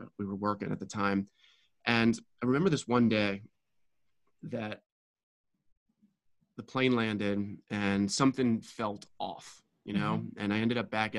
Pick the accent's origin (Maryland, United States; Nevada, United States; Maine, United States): Maryland, United States; Baltimore; moved away as an adult; now in Brazil; I grew up in Baltimore, born and raised, and went off for college